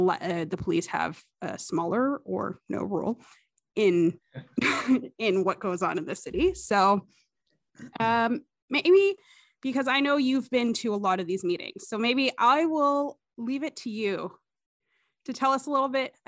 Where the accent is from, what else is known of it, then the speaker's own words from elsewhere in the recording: Ottawa, Ontario, Canada; even though I was born and raised here in Ottawa